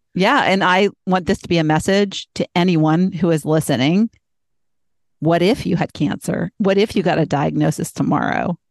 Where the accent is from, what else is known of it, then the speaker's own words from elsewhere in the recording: Boston, Massachusetts, United States; I was born in Boston